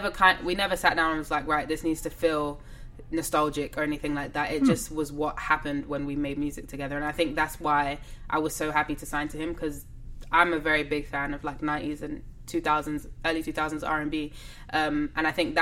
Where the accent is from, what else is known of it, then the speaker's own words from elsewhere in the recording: England, United Kingdom; accent: English; when I sing, you can't really hear that I'm English. My accent kind of disappears.